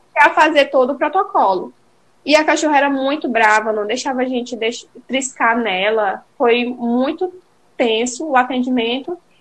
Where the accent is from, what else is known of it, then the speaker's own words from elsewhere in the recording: Imperatriz, Maranhão, Brazil; moved away as an adult; now in Belém, Brazil; eu e Diego, nós somos maranhenses, e eu sou de Imperatriz